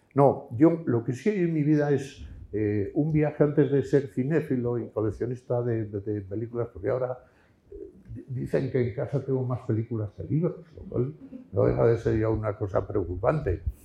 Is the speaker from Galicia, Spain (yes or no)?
no; León, Castile and León, Spain; moved away; also born or lived in Madrid; aquí en mi pueblo